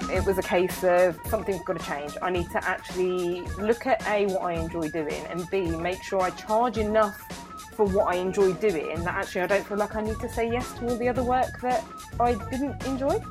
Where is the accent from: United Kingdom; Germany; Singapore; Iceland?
United Kingdom; Milton Keynes, South East England; moved away as an adult; I grew up in Milton Keynes, when I moved back, I didn't really know anybody